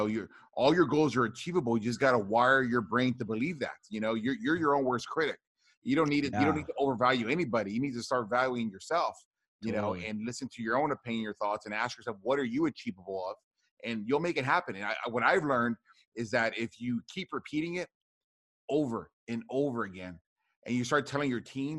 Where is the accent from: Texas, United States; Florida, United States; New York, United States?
Texas, United States; Rio Grande Valley, deep South; born or raised there